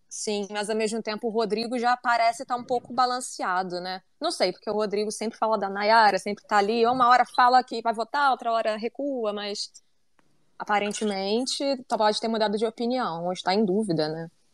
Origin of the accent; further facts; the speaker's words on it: Rio de Janeiro, Brazil; eu sou carioca